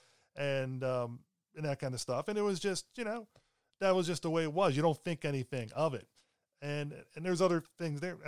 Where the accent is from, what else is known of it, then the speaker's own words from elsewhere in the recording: Baltimore, Maryland, United States; also born or lived in Pennsylvania; I was growing up in Baltimore after we moved from Pennsylvania